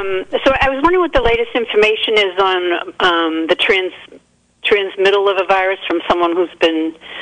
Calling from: Willits, California, United States; I'm calling from Willard. I'm 71 years old

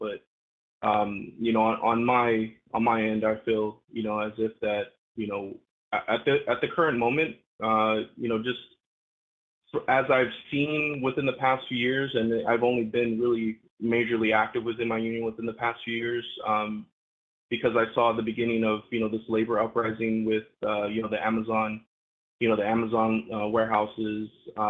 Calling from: West Coast, United States; Adam, Jacob, this is … from the West Coast.

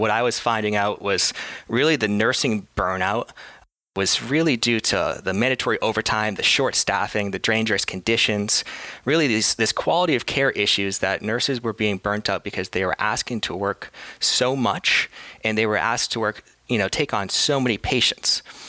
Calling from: Boston, Massachusetts, United States; Today I'm coming from Boston, Massachusetts in the US.

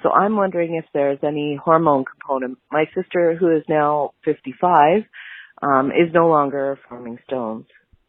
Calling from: Ontario, Canada; I'm from Ontario, Canada.

